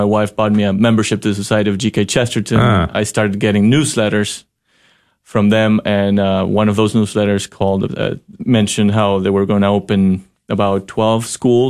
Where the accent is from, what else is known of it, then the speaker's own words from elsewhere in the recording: Ecuador; English is a second language; now in Fort Worth, United States; I come from Ecuador, which is a mostly Catholic country, and my hometown had, you can choose from wherever high school schools that you wanted.